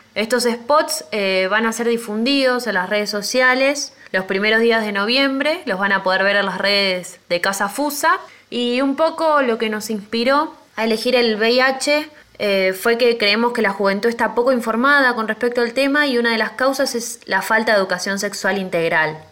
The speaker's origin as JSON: {"language": "Spanish", "town": "Tandil", "region": "Buenos Aires Province", "country": "Argentina", "said": "soy de Tandil"}